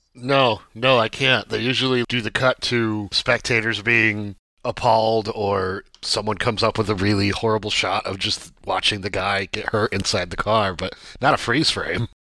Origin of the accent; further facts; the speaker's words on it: Watkins Glen, New York, United States; I'm from Watkins Glen, New York